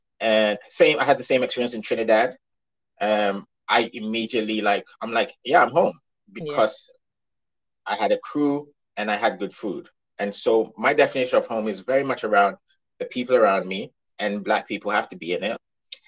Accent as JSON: {"language": "English", "country": "Ghana", "tie": "born or raised there", "also_born_or_lived": "England", "moved": "yes", "lives_now": "United States", "said": "Ghana is where I grew up, and I consider to be where much of my formation as an individual happened. However, my father's father came from Sierra Leone, you know, so and his grandfather came from Jamaica."}